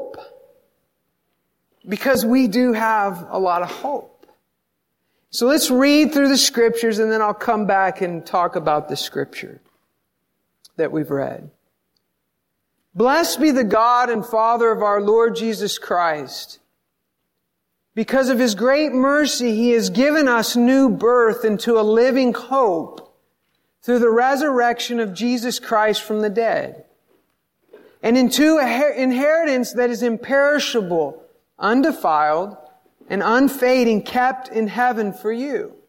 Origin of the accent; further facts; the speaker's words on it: the South, United States; I grew up in the South